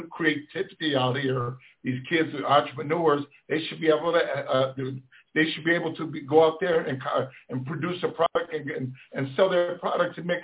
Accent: Detroit, Michigan, United States; I grew up in Detroit. I was born and raised in Black Bottom.

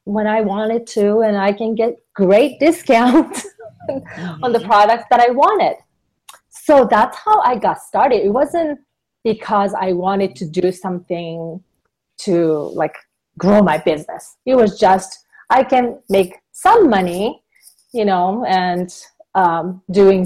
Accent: Japan; also born or lived in Southern California; now in Western Colorado, United States; I'm originally from Japan

